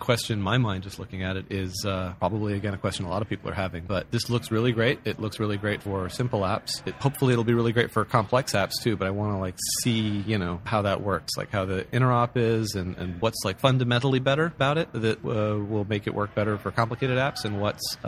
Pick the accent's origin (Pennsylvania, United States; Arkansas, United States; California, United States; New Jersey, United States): California, United States; San Francisco; San Francisco, born and raised